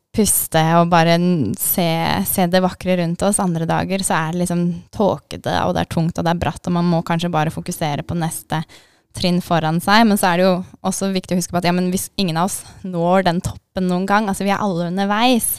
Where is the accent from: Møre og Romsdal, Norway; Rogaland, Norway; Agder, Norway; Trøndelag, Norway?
Agder, Norway; Kristiansand; moved away as an adult; also born or lived in Elverum / Denmark; now in Drammen, Norway; så flytta familien til Kristiansand. Så jeg har egentlig kanskje vært mest sørlending de siste mange årene